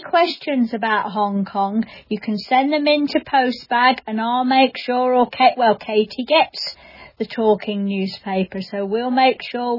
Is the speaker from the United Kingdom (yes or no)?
yes; United Kingdom; I'm British.